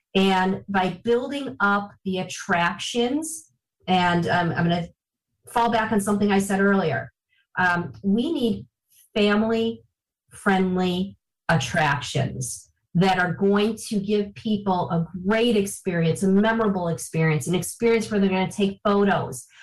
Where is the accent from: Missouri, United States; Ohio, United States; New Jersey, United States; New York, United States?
New York, United States; Niagara Falls; I am uh, from Niagara Falls, born and raised in Niagara Falls, lived here for